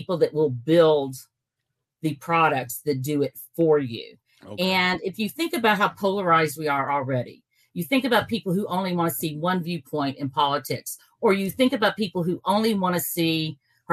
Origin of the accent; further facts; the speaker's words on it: Kentucky, United States; we're from Kentucky